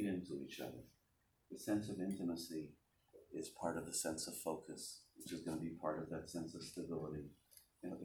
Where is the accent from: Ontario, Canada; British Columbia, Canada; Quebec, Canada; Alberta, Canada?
Quebec, Canada; Montreal; moved away as an adult; now in Baltimore, United States; I grew up in Montreal, and in 1982, when I was finished with high school, I went to Baltimore